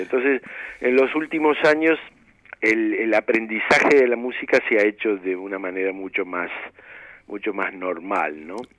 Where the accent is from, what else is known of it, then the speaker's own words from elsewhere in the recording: Buenos Aires, Argentina; also born or lived in Mar del Plata / Córdoba; yo nací en Mar del Plata, este, y a poco tiempo de estar ahí, mi viejo, bueno, mi familia vino para Buenos Aires